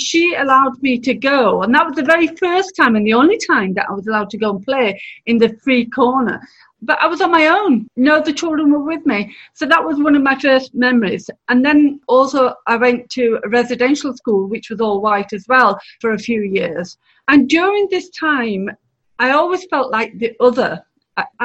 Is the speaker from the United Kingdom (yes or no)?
yes; Bradford, Yorkshire and the Humber, United Kingdom; I was born and brought up here. I was born in Bradford in 1965